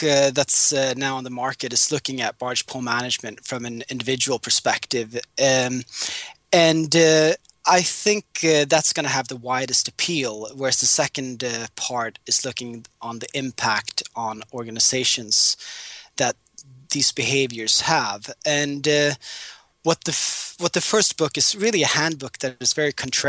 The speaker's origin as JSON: {"language": "English", "country": "Singapore", "tie": "born or raised there", "also_born_or_lived": "London", "moved": "as an adult", "lives_now": "Dubai, United Arab Emirates", "said": "I grew up in Singapore, and my father used to work in telecoms in the military industry."}